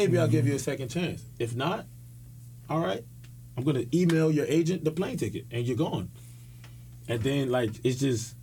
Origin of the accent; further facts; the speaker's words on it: Miami, Florida, United States; I'm from Miami